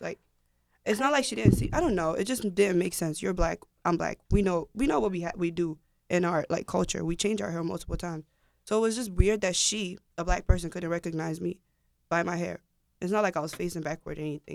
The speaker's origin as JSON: {"language": "English", "country": "Ghana", "said": "I'm Ghanaian."}